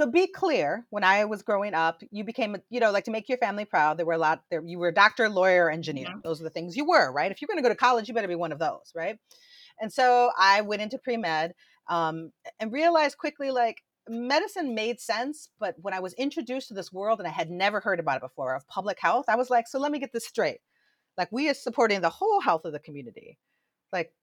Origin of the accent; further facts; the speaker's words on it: Saginaw, Michigan, United States; Where was I born? I am from a town called Saginaw. I'm from Saginaw, Michigan